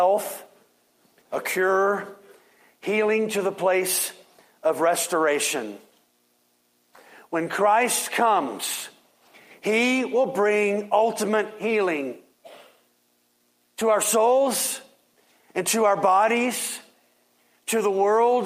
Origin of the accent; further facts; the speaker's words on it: Waco, Texas, United States; when I was younger, growing up in Waco